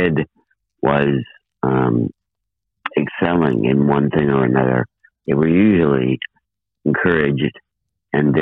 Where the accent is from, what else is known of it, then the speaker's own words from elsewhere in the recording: 200 miles south of Chicago, Illinois, United States; they decided to move 200 miles south to my hometown